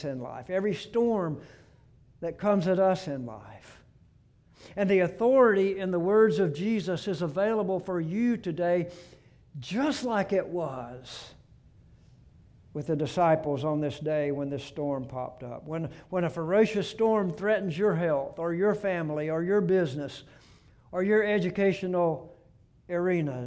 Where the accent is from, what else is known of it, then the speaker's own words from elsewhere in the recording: Gulf Coast, United States; moved away; I grew up on the Gulf Coast for 17 years, and I've lived here at the beach for 37 years